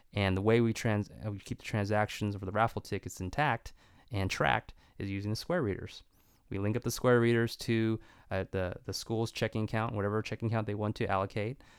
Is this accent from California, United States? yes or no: yes; Stockton, California, United States; my hometown